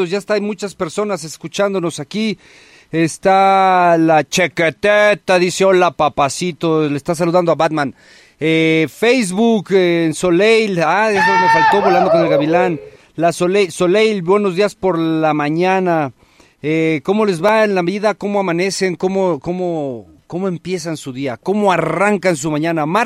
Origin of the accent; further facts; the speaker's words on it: Acapulco, Guerrero, Mexico; Mi tierra, mi tierra querida para el mundo desde Acapulco. Comadres, compadres, estamos transmitiendo completamente en vivo desde Acapulco.